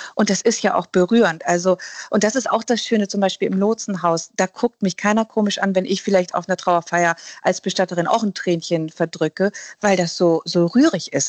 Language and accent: German; Germany; bei uns in Deutschland